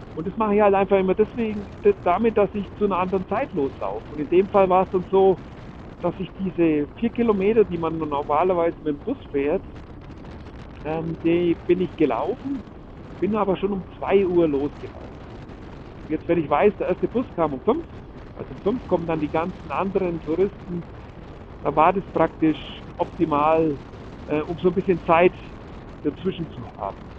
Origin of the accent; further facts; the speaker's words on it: Germany; bei uns in Deutschland